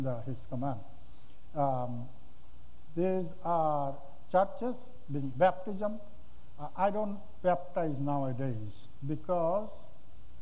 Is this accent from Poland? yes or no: no; Bangladesh; This is my hometown church